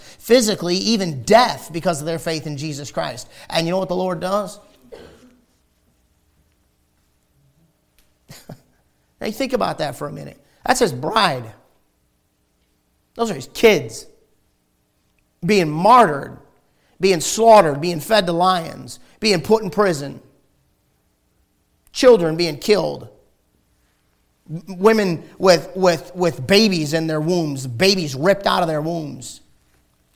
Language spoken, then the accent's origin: English; United States; we're Americans